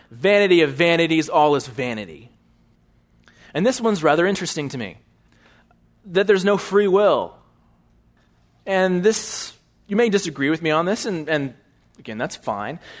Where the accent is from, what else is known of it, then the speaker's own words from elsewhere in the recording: Bryan, Texas, United States; also born or lived in California; I was born in Bryan, Texas